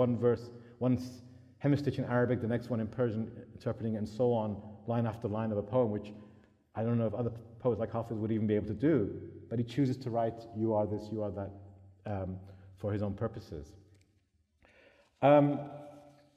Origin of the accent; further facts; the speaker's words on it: United Kingdom; I was brought up in Britain